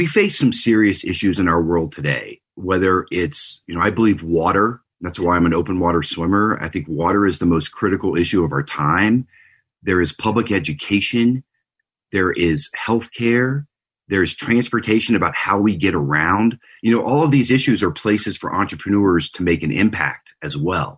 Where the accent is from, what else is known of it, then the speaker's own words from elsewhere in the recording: Louisiana, United States; moved away as an adult; also born or lived in Houston / Telluride, Colorado; now in Boulder, Colorado, United States; I grew up in Louisiana